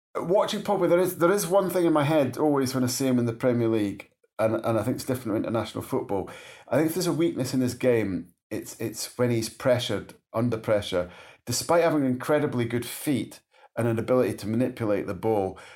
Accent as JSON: {"language": "English", "region": "Scotland", "country": "United Kingdom", "said": "just as a Scot"}